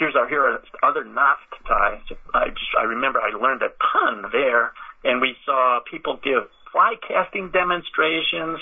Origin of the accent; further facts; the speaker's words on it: Racine County, southeastern Wisconsin, United States; I grew up in Racine County, so southeastern Wisconsin